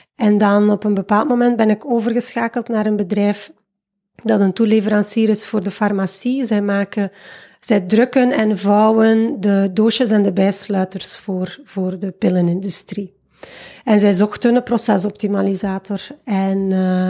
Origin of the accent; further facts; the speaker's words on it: Waasland, Flanders, Belgium; moved away as an adult; now in Fuerteventura, Spain; geboren en getogen in het Waasland, ondertussen 36 jaar jong